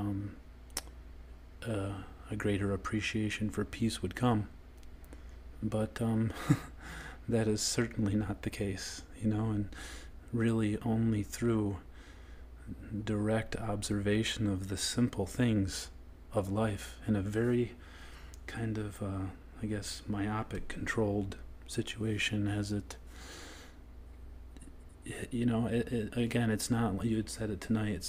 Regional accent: New York, United States; I'm from New York

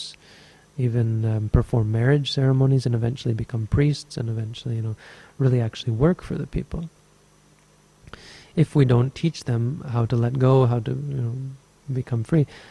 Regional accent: Canada; now in Sri Lanka; I'm Canadian.

